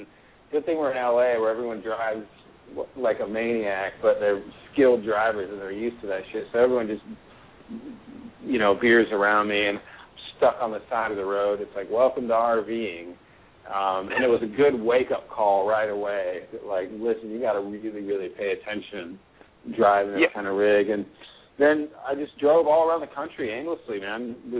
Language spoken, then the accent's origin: English; Portland, Oregon, United States; So my whole life, I grew up in Portland, Oregon, very liberal